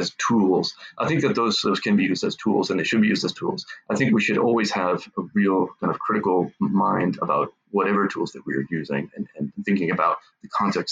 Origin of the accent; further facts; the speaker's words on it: Massachusetts, United States; also born or lived in Falmouth, Massachusetts; I grew up in Massachusetts, and the languages where I grew up certainly were, there was English, but there was also Portuguese. Up until I was 8 years old, I lived in a part of Falmouth, Massachusetts